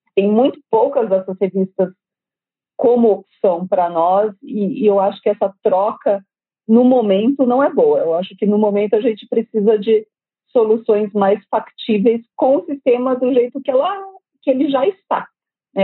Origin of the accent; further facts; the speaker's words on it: Brazil; como brasileiro